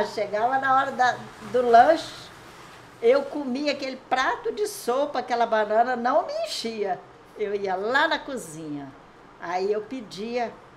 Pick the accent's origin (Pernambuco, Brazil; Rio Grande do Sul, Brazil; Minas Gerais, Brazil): Minas Gerais, Brazil; Aimorés; Eu nasci aqui no Corvo do Sossego, mas eu vim para a cidade com 11, 12 anos